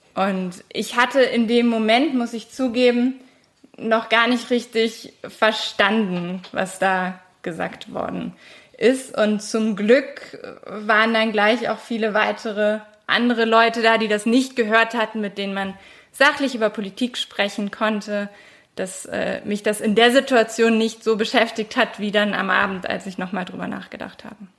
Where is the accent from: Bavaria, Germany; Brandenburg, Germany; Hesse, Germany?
Brandenburg, Germany; bei uns in Brandenburg